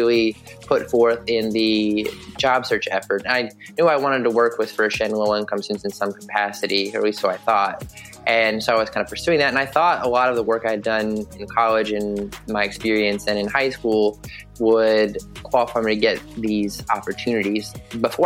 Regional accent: Southwest Virginia, United States; moved away as an adult; now in Buffalo, United States; I grew up in Southwest Virginia, very small rural town where we probably have more cows than people

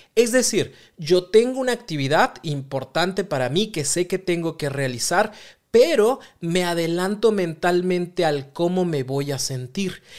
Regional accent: Mexico; Los mexicanos somos buenísimos

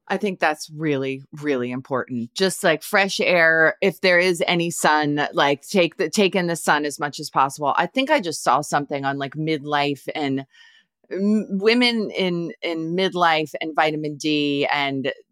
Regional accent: Canada; now in United States; I'm a Canadian living in rural Pennsylvania, so you'd think I'd have this down, but.

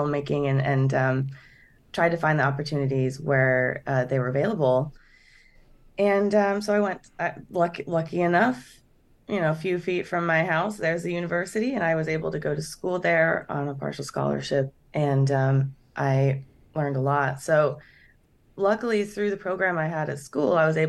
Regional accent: Lincoln, Nebraska, United States; now in Los Angeles, United States; I'm from Lincoln, Nebraska. So I grew up there

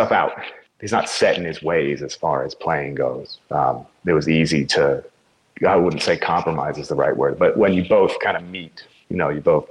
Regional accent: New York City, New York, United States; We grew up in the same area. We're both East Coast. He's Jersey. I'm from New York City.

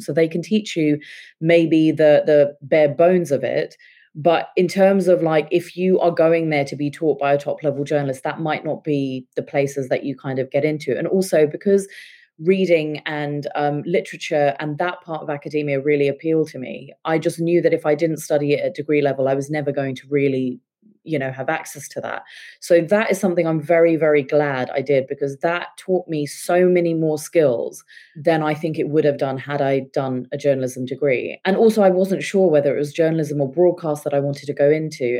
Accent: England, United Kingdom; also born or lived in India; I uh, was born and brought up in England, but when I was seven, my parents decided that they wanted us all to move back to India

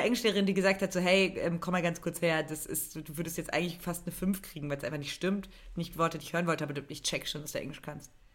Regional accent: eastern Germany, Germany; Ich bin im Osten aufgewachsen

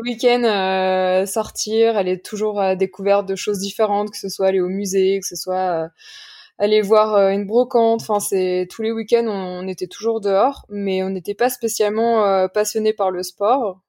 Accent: Saint-Martin-d'Uriage, Auvergne-Rhône-Alpes, France; mes amis d'enfance avec qui j'ai grandi à Saint-Martin-du-Riage en bas de champs rousses Enfin, plus précisément à, côté de Grenoble

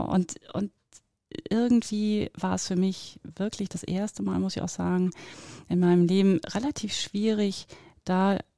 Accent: near Oldenburg, North German Plain, Lower Saxony, Germany; now in Zurich, Switzerland; ich bin auf vier Metern über Meeresspiegel geboren in der Nähe von Oldenburg, also norddeutsche Tiefebene nennt man das ja auch bin auf 44 Metern, das ist jetzt kein Witz mit diesen ganzen vielen, ähm, aufgewachsen. Und ähm, ja, lebe jetzt in Zürich in der schönen Schweiz

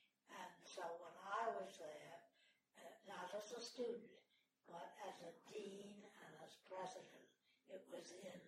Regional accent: Larchmont, New York, United States; I was born in New York City, but I grew up in Westchester, Larchmont, New York

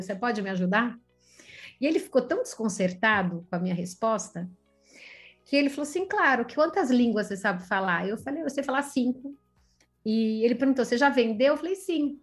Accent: Brazil; also born or lived in Italy; eu sou italiana brasileira

